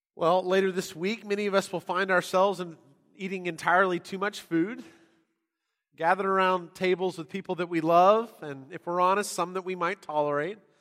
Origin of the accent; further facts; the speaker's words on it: San Diego, California, United States; now in Texas, United States; I grew up in San Diego